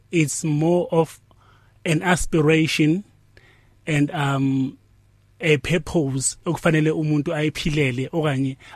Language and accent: Zulu; Duduza, Gauteng, South Africa; Eduduza. Ngokuzalwa ngizalelwe Eduduza, ngikhulele Eduduza.